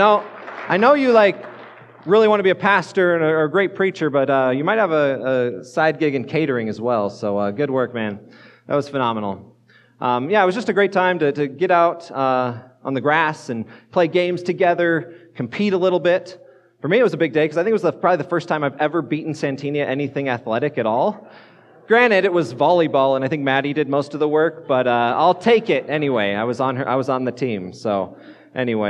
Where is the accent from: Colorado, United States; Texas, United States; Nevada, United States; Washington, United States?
Colorado, United States; moved away as an adult; also born or lived in northeastern Pennsylvania; now in Fort Collins, United States; I grew up in Colorado